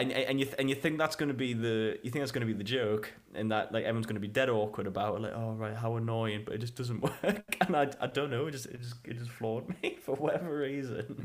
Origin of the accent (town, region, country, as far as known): United Kingdom